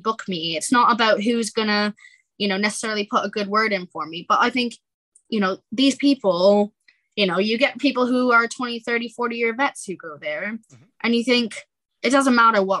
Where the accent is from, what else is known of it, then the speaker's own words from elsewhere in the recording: Halifax, Nova Scotia, Canada; moved away as an adult; now in United Kingdom; my hometown in Halifax